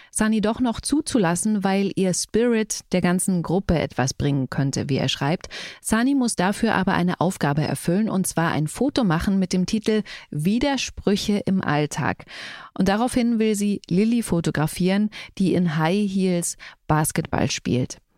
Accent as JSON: {"language": "German", "region": "Saxony", "country": "Germany", "tie": "born there", "said": "Aber sächsisch, also ich finde jetzt, ich komme ja tatsächlich gebürtig aus Sachsen."}